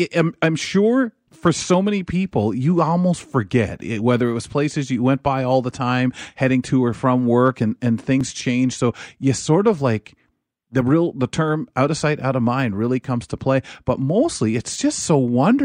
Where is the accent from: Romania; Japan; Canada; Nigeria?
Canada; London, Ontario; also born or lived in Toronto; I was raised in Byron